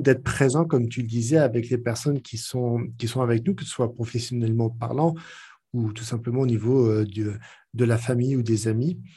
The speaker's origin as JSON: {"language": "French", "country": "France", "accent": "French", "said": "mon accent bien trempé français"}